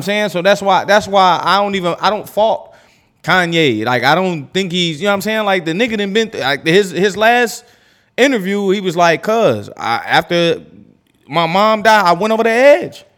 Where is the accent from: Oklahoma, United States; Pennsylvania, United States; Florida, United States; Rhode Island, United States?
Pennsylvania, United States; Erie; I grew up in Erie, bro, in the cut. It's down the street from Pittsburgh